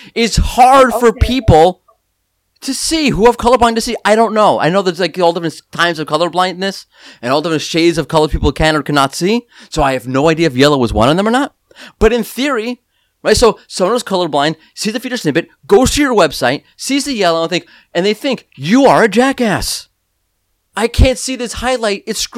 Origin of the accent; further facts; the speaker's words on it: New York, United States; I'm angry New Yorker